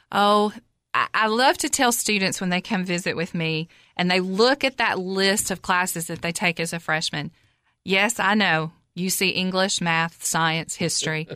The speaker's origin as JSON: {"language": "English", "town": "Cookeville", "region": "Tennessee", "country": "United States", "tie": "born or raised there", "said": "I'm from Cookville originally. I graduated high school, Cookville High School in nineteen eighty-eight"}